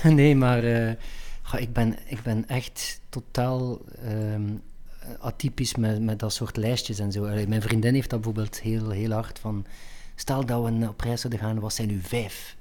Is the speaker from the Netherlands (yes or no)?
no; Ghent, Flanders, Belgium; ik ben Gentenaar, Vlaming en Belg en Europeaan